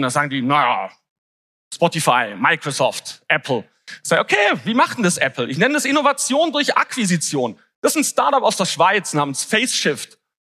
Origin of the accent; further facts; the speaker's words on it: Swabia, Germany; ich bin ja auch geborener Schwabe und wir sind ja Tüftler